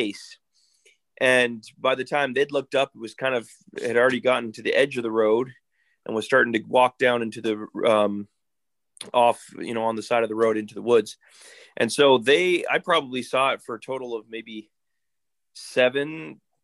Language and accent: English; Interior Alaska, United States; I'm born and raised in Alaska